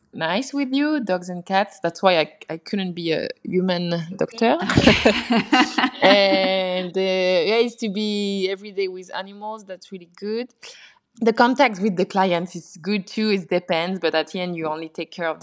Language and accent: English; French-speaking part of Switzerland, Romandy, Switzerland; English is a second language; I'm born in Switzerland